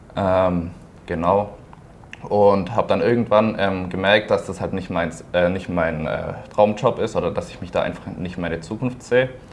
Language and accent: German; Pforzheim, Baden-Württemberg, Germany; ich komme auch aus Pforzheim, bin dort geboren, ähm, war dort auf einem Wirtschaftsgymnasium